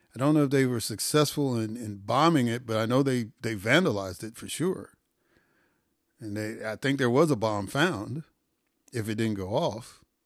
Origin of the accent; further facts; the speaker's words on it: Chicago, Illinois, United States; I grew up in Chicago